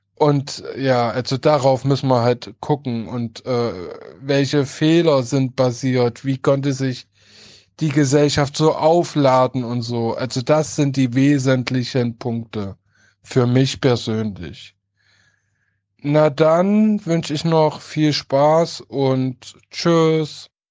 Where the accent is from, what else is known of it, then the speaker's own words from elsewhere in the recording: Halle, Saxony-Anhalt, Germany; Ich komme oder ich stamme aus Halle Neustadt